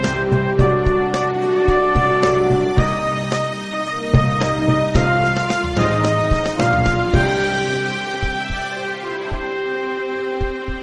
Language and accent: English; Canada; now in Loveland, United States; I'm originally from Canada